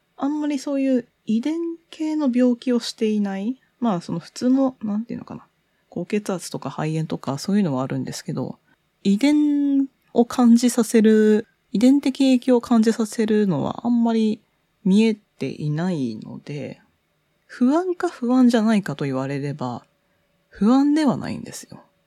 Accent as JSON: {"language": "Japanese", "region": "Tokyo", "country": "Japan", "tie": "born or raised there", "said": "東京生まれ、東京育ち、もうほとんどずっと20年以上東京に行って"}